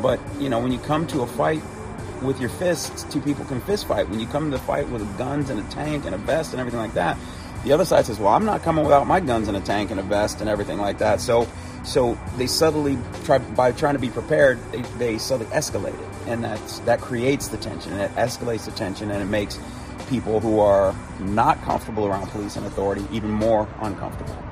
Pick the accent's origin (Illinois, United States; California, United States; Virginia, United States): Illinois, United States; Chicago; moved away as an adult; also born or lived in South Carolina; when I was living in South Carolina after growing up in Chicago